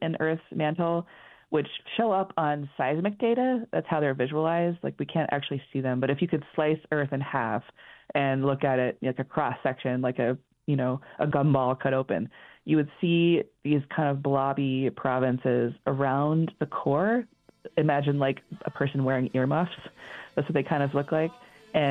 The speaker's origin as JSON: {"language": "English", "region": "Colorado", "country": "United States", "tie": "born or raised there", "said": "I grew up in Colorado and I have maybe that kind of accent."}